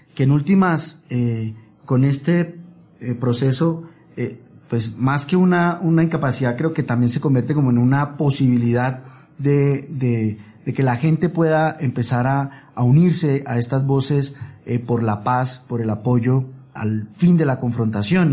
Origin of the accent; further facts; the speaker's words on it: Colombia; como colombianos